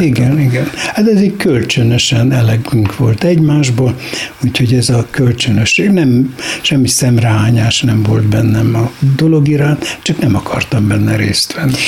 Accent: Budapest, Hungary; moved away as an adult; also born or lived in Kisoroszi; holott a város kellős közepén születtem

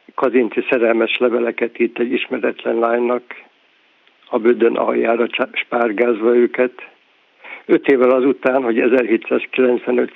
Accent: Győr, Győr-Moson-Sopron, Hungary; also born or lived in Berehove, Ukraine; hazajöttünk Győrbe

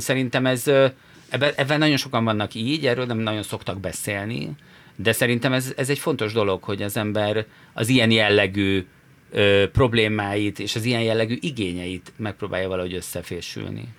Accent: Budapest, Hungary; Budapesten mi itt születtünk

